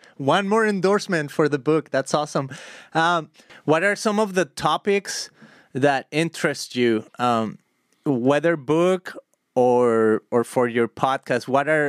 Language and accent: English; Guadalajara, Jalisco, Mexico; now in United States; I'm an immigrant. I'm from Guadalajara, Mexico